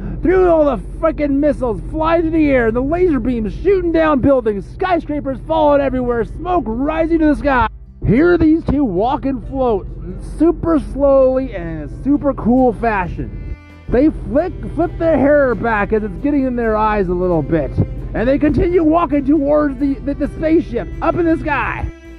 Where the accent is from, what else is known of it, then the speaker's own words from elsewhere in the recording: Billings, Montana, United States; here in Billings, Montana, my hometown, Billings, Montana, where I've lived my entire life. I was born here, I was raised here, and I'll live here till the day I die, Billings, Montana.